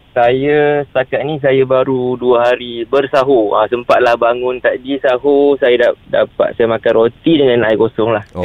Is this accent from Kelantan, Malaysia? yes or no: yes; Kelantan, Malaysia; saya asal saya orang Kelantan